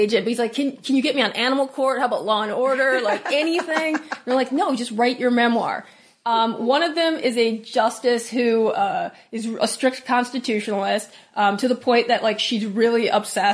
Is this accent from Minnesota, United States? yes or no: yes; Minnesota, United States; I'm Minnesotan